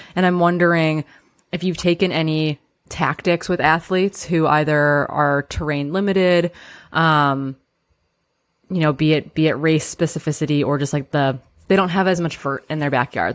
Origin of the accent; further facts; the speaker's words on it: Midwest, United States; now in Pacific Northwest, United States; I grew up in the Midwest.